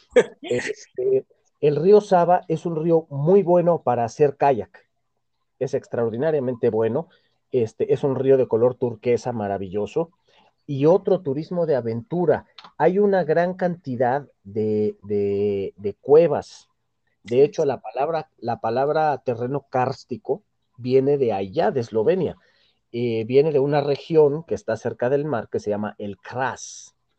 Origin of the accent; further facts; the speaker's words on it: Mexico; Yo soy mexicano y soy un mexicano